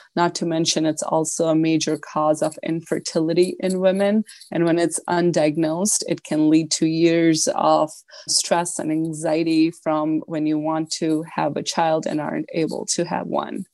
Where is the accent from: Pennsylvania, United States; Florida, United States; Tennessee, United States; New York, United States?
New York, United States; Buffalo; I am from Buffalo